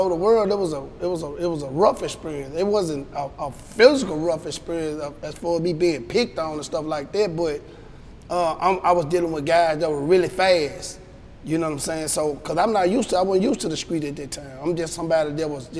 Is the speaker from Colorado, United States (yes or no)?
no; Memphis, Tennessee, United States; also born or lived in Rosedale, Mississippi; I'm not really actually from Memphis. I'm from Rosedale, Mississippi, from a place down there by Cleveland. It's in Bolivar County. We moved up to Memphis maybe back in like 1988. I was probably 8 years old.